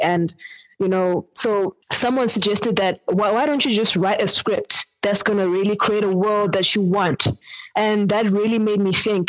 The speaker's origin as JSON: {"language": "English", "region": "Eastern Cape", "country": "South Africa", "moved": "yes", "lives_now": "Johannesburg, South Africa", "said": "I'm from the Eastern Cape um, originally, and currently based in Johannesburg"}